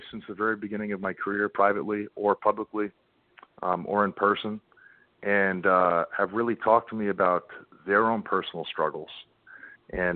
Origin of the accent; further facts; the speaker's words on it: New York, United States; I grew up in New York, so that New England foul mouth